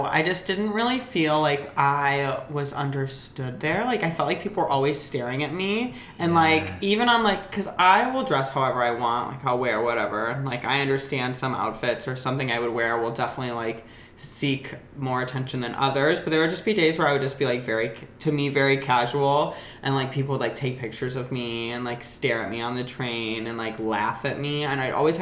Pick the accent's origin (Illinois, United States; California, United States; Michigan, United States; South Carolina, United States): Illinois, United States; Aurora; moved away as an adult; now in Los Angeles, United States; I'm from Chicago. Well, Aurora originally, if we want to get technical. I'm from the suburbs.